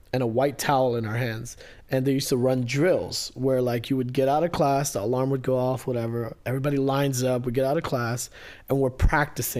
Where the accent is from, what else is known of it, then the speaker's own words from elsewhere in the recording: Kuwait; also born or lived in India / Maryland, United States; now in United States; we were born in India, but then we were raised in Kuwait